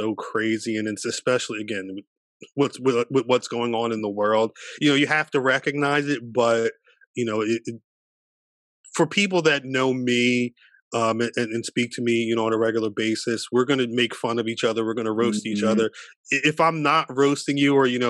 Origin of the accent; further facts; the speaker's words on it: New Jersey, United States; where I grew up in Jersey.